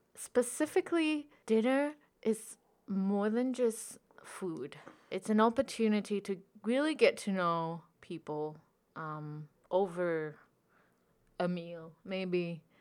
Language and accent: English; Singapore; moved away as an adult; now in Wellington, New Zealand; I'm from Singapore.